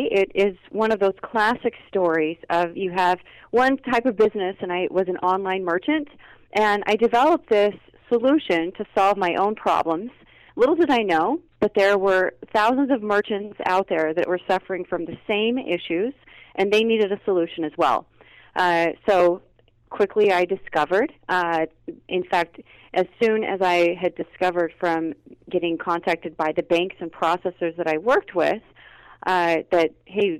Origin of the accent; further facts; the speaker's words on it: Idaho, United States; now in Florida, United States; So I originally grew up in Idaho, and in a very, very extremely small community.